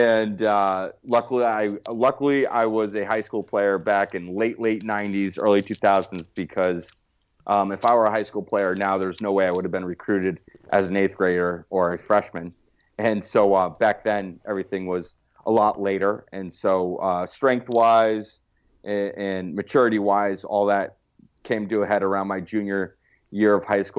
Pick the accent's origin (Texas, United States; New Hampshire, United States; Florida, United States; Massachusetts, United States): New Hampshire, United States; Hanover; now in Austin, United States; I'm from Hanover, New Hampshire